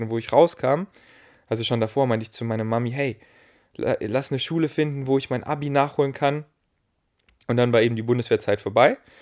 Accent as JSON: {"language": "German", "town": "Munich", "region": "Bavaria", "country": "Germany", "tie": "born or raised there", "said": "Ich war hier in München, wo ich groß geworden bin"}